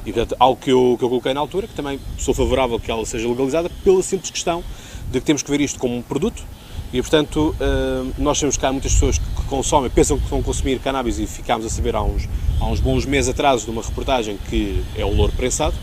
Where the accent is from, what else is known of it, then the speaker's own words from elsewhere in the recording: Seixal, Setúbal, Portugal; estamos justamente aqui na Baía do Seixal. Portanto, trago-vos uma vez mais à minha terra.